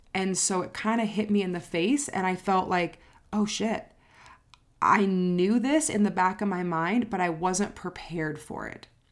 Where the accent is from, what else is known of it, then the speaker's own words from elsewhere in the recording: Southern California, United States; moved away as an adult; also born or lived in San Diego; now in Denver, United States; I am born and raised in Southern California, and I l, have lived there my whole entire life.